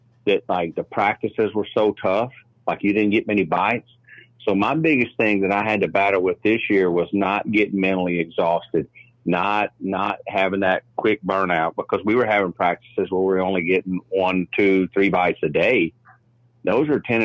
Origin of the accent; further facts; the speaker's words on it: Guntersville, Alabama, United States; I'm from Gunnersville, Alabama. Live right here on the lake.